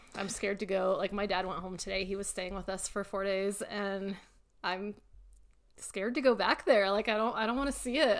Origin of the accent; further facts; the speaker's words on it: Louisville, Colorado, United States; That's where I was born and raised in Louisville